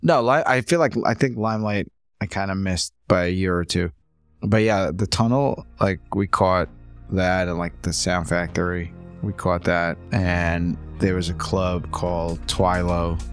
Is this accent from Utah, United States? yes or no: no; New York, United States; also born or lived in Ukraine; now in Brooklyn, United States; I grew up most of my life here